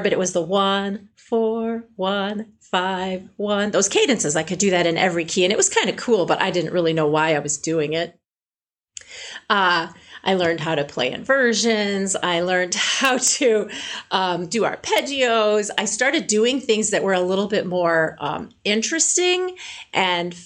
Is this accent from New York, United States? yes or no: no; Illinois, United States; I'm from a small farming town, And I grew up in Illinois with traditional piano lessons.